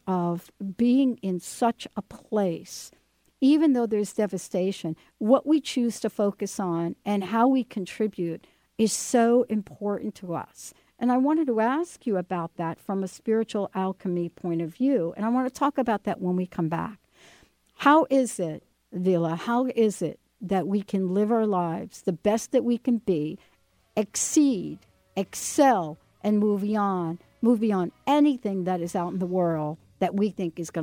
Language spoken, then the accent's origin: English; New Jersey, United States; also born or lived in New York; now in Seattle, United States; I grew up in New Jersey